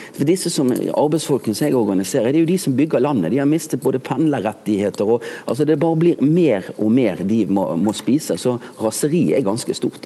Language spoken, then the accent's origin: Norwegian; Bergen, Vestland, Norway; moved away; jeg er jo bergenser